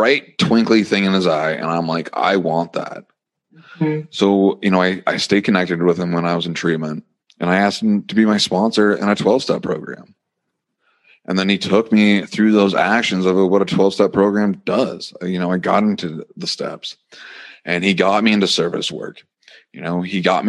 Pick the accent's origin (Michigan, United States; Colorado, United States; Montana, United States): Montana, United States; it was taking a bus back to Montana after lots of crying. And, you know, I end up living in my hometown for a little bit.